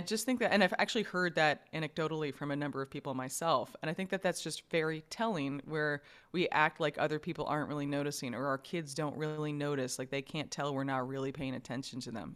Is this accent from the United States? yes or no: yes; New York, United States; I grew up in New York